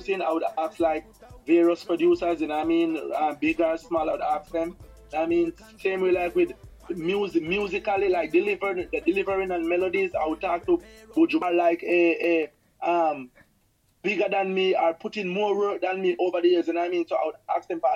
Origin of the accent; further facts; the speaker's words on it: Old Harbour, Saint Catherine, Jamaica; St. Catherine, you know what I mean? In a town called Old Harbor